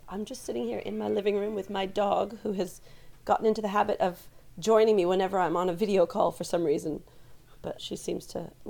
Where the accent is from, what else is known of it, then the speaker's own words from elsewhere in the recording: New Jersey, United States; moved away as an adult; also born or lived in Canada; now in England; I grew up in New Jersey, as I said, but I went to university in Canada.